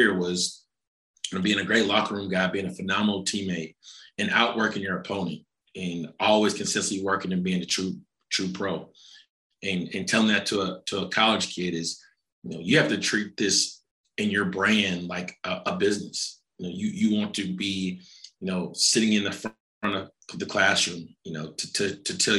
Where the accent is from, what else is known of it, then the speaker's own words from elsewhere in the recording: Fayetteville, Arkansas, United States; I'm from Fayetteville, Arkansas. I went to school here